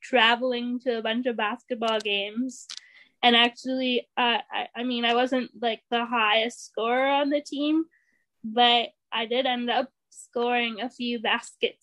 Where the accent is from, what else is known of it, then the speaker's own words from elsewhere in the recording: Ontario, Canada; moved away; I went to the school for the blind, and it was a residential school in Ontario, because I'm actually originally from Ontario